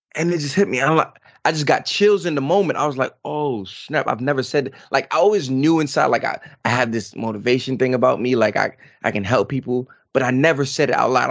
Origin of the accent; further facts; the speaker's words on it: New York, United States; now in North Carolina, United States; I'm from New York, everything is boom, boom, boom, boom, boom